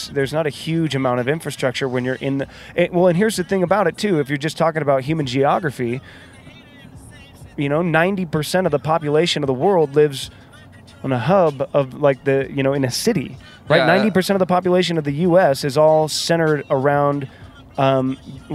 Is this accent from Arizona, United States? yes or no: no; California, United States; moved away as an adult; also born or lived in San Francisco; I'm very Californian